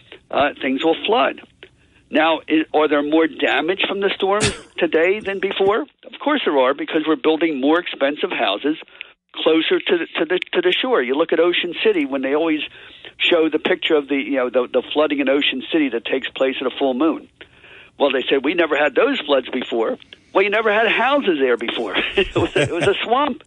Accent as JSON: {"language": "English", "town": "Atlantic City", "region": "New Jersey", "country": "United States", "tie": "born or raised there", "said": "I grew up in Atlantic City"}